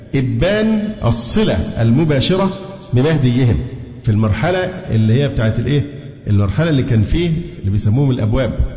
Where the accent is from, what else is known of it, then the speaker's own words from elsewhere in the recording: Alexandria, Alexandria Governorate, Egypt; أنا اسكندراني